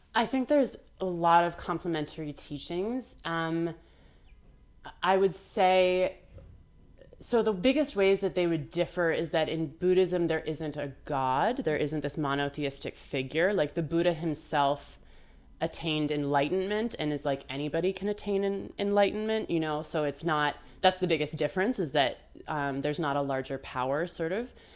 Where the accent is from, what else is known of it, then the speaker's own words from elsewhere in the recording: Vermont, United States; it happened to be where I was growing up in Vermont